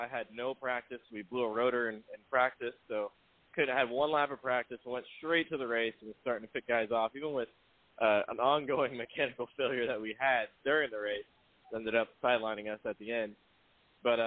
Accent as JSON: {"language": "English", "region": "Florida", "country": "United States", "tie": "born or raised there", "said": "as a kid growing up in Florida"}